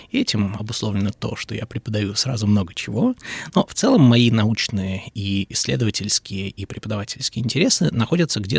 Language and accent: Russian; Saint Petersburg, Russia; Ну, я родом из Петербурга.